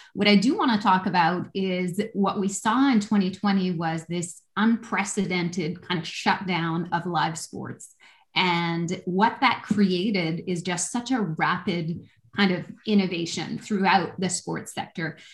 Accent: Canada; I'm a Canadian

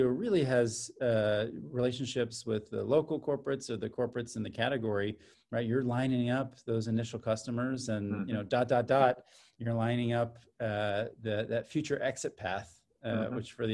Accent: San Diego, California, United States; also born or lived in Orange County / Los Angeles; now in Silicon Valley, United States; I'm from San Diego originally

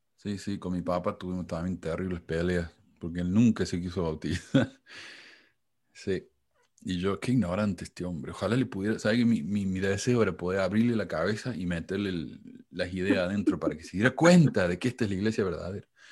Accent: Argentina; somos todos, todos exactamente iguales los argentinos

